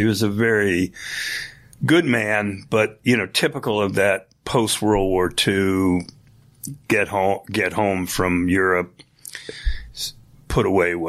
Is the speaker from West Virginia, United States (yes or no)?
no; Cornwall-on-Hudson, New York, United States; I grew up in upstate New York here in Cornwall on Hudson, New York, right by West Point on the Hudson River.